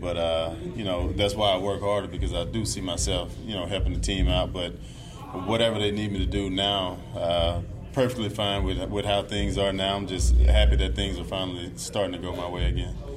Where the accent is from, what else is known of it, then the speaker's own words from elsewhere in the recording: Mississippi, United States; being in the South where I grew up, you know, I'm from Mississippi